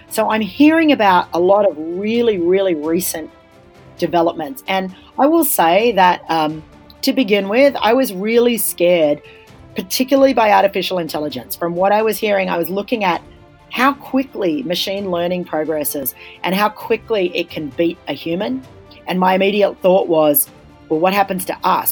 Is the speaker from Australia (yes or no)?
yes; Australia; As an Australian